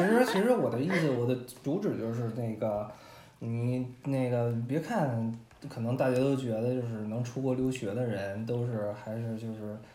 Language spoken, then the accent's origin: Chinese; China; also born or lived in Windsor, Canada; now in Toronto, Canada; 我们中国人都拿这喝